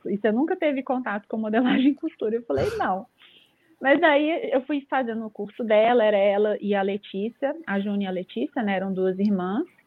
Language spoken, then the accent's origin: Portuguese; Belo Horizonte, Minas Gerais, Brazil; eu recebi uma proposta para me mudar de Belo Horizonte, eu sou de BH, é, nem dá para reparar que esse sotaque aí.